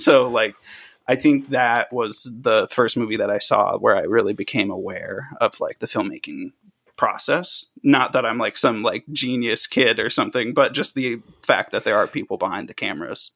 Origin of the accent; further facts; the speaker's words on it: a suburb an hour south of Chicago, Illinois, United States; moved away as an adult; also born or lived in Tennessee / Maryland; now in Los Angeles, United States; I grew up for most of my, like, teenage life, uh, in Illinois, a suburb, like, an hour south of Chicago